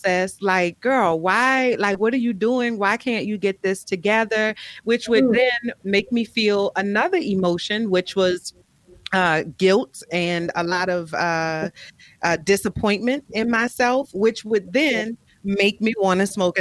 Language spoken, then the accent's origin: English; New Orleans, Louisiana, United States; I grew up Catholic, you know, I'm from New Orleans